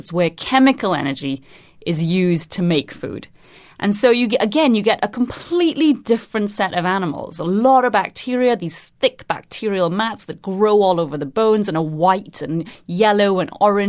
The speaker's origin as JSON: {"language": "English", "country": "Trinidad & Tobago", "lives_now": "London, United Kingdom", "said": "I'm originally from Trinidad and Tobago, but I'm currently based at the Natural History Museum in London."}